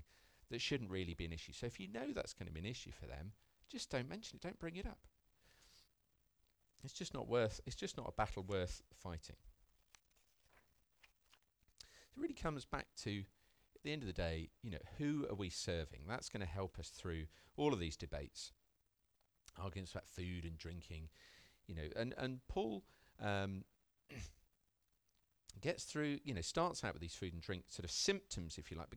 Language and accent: English; United Kingdom; I'm British